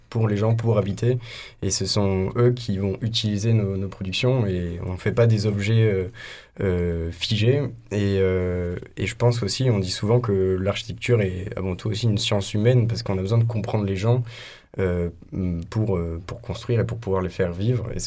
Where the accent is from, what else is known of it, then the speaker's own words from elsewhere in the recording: Montpezat, Occitania, France; now in Marseille, France; moi, je viens de Montpezat.